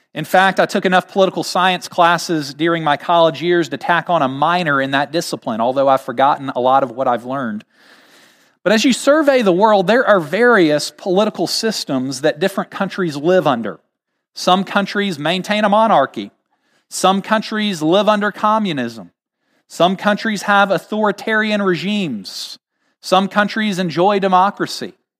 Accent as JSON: {"language": "English", "country": "United States"}